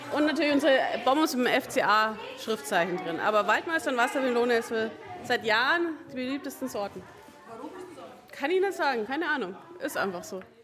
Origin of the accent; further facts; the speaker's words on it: Augsburg, Bavaria, Germany; ich komme aus Augsburg, bei uns zu Hause Gutzi gesagt hat